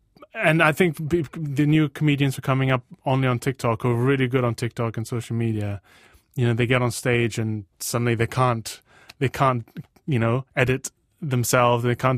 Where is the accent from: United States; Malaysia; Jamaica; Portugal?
Malaysia; Borneo; also born or lived in United Kingdom; Borneo and Britain at the same time, and the differences in cultures in the culture I've noticed between being Malaysian Chinese and white British.